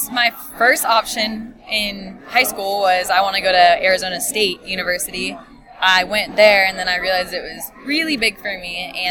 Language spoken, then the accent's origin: English; Mission Viejo, California, United States; Viejo, California, which is more southern.